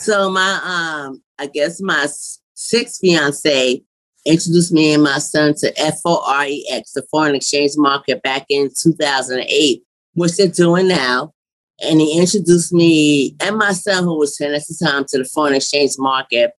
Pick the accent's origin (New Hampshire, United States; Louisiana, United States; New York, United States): New York, United States; New York City; I'm from New York City